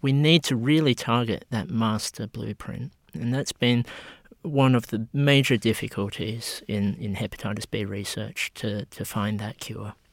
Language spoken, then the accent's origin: English; Australia; I was born in Australia